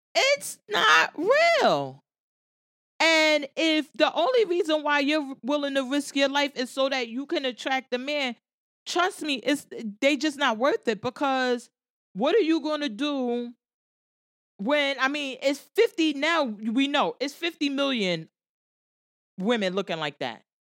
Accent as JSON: {"language": "English", "town": "Jersey City", "region": "New Jersey", "country": "United States", "said": "I'm from Jersey City. I live in Jersey City"}